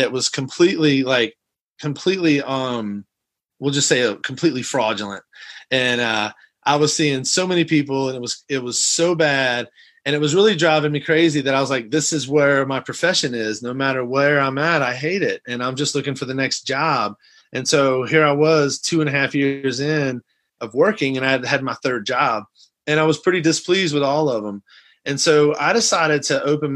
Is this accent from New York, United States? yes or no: no; outside of New Orleans, Louisiana, United States; moved away as an adult; also born or lived in Athens, Georgia / Los Angeles, California; now in Texas, United States; I'm originally from Athens, Georgia, when my folks were in school. I grew up in Louisiana, outside of New Orleans